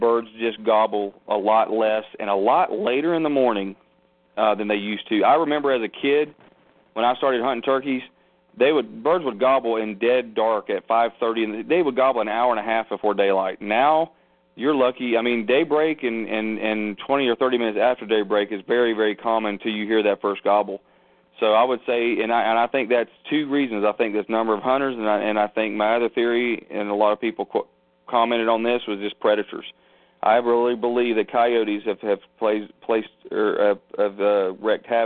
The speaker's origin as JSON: {"language": "English", "region": "Florida", "country": "United States", "tie": "born or raised there", "also_born_or_lived": "Texas / Korea / South Carolina", "moved": "as an adult", "said": "I'm born and raised in Florida"}